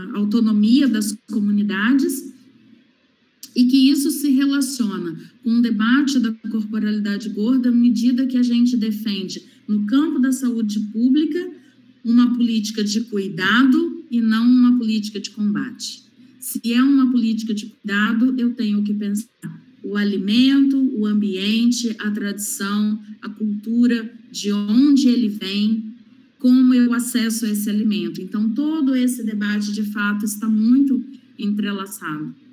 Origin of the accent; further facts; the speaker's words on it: interior of Rio de Janeiro state, Brazil; não sou periférica, mas sou interiorana no interior do estado do Rio de Janeiro